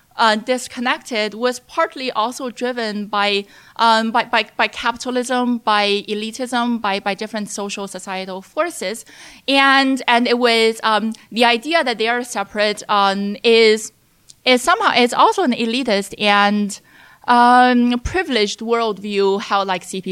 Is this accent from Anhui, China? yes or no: yes; Hefei, Anhui, China; moved away as an adult; also born or lived in Chicago, United States; I was born in Anhui, Hefei, and which was also Yang Zhenning's hometown. And I say that Yang and I went to the same high school